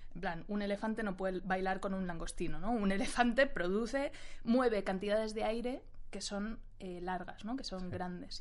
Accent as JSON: {"language": "Spanish", "country": "Spain", "said": "nosotros como sociedad española"}